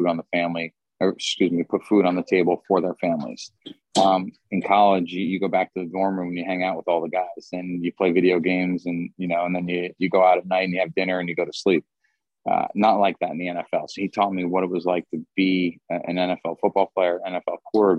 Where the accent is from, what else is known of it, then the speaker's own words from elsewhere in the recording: New Jersey, United States; moved away as an adult; also born or lived in Seattle; I'm from New Jersey, born and raised